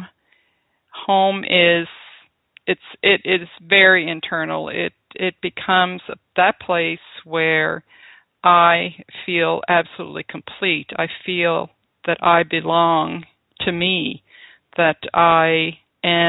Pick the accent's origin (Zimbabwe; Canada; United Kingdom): Canada; Cape Breton, Nova Scotia; home was our house in Cape Breton. Home was with my family